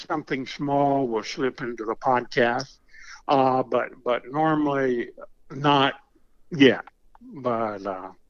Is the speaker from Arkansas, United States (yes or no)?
yes; South Arkansas, United States; it's about growing up in South Arkansas